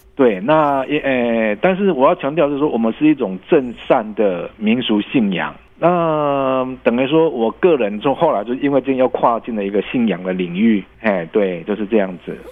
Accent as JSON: {"language": "Chinese", "country": "Taiwan", "said": "我们台湾"}